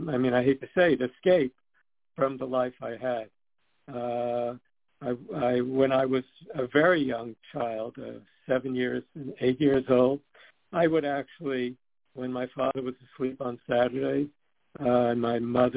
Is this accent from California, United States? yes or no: no; New York City, New York, United States; also born or lived in Sweden; I was born in Sweden, as was my older sister. We came to the United States in 1952, and we grew up in Coney Island, which is at the southern tip of Brooklyn.